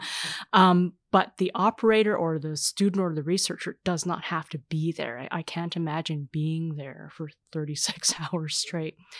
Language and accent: English; Canada; I would identify as racialized Canadian, so I would be considered, uh, Asian Canadian